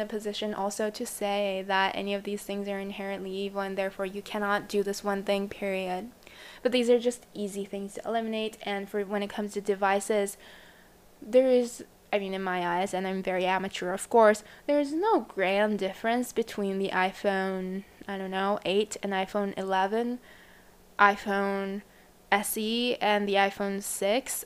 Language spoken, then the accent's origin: English; Japan; I come from Japan.